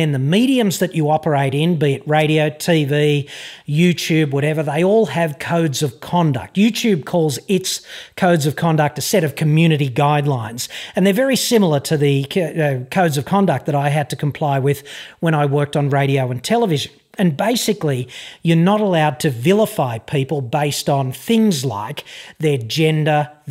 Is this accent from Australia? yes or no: yes; Australia